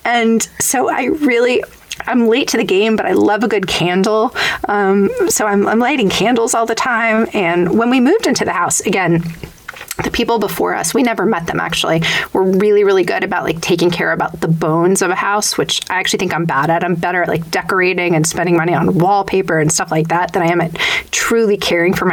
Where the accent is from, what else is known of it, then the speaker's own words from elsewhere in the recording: Long Island, New York, United States; I was raised in New York. I was raised in Long Island